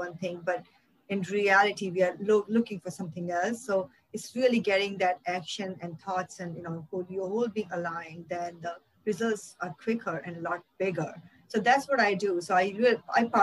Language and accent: English; India; I grew up in India in a very small town